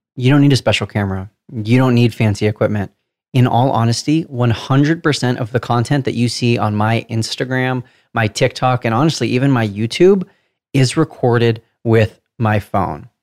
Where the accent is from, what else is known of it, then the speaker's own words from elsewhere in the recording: Southern California, United States; accent: Southern California; decipher my Southern California accent